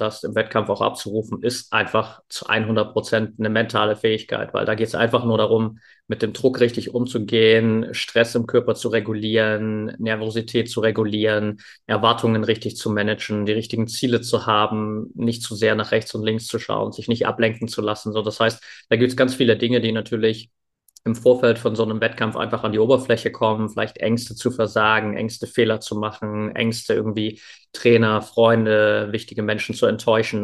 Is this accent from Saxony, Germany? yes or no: yes; near Dresden, Saxony, Germany; Ich bin in der Nähe von Dresden aufgewachsen